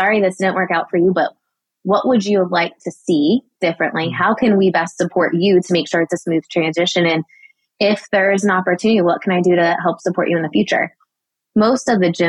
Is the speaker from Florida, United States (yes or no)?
yes; Daytona Beach, Florida, United States; my hometown, Daytona Beach